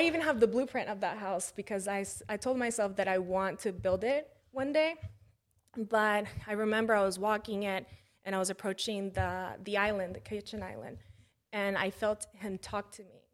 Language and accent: English; McDonough, Georgia, United States; also born or lived in Mexico / Atlanta, United States; I moved back to my hometown